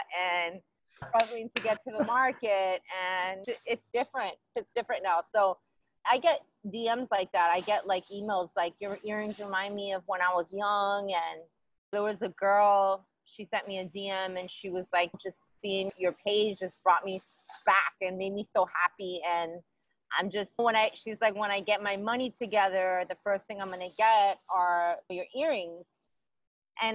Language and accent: English; New York City, New York, United States; moved away as an adult; now in Los Angeles, United States; I grew up in Queens, and I grew up wearing door knockers and bamboos and gold chains.